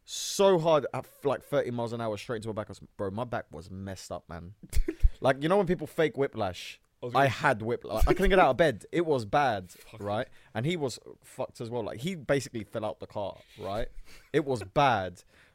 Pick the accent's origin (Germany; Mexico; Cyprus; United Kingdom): Cyprus; and I'm from Turkish Cypriot. He was Greek Cypriot.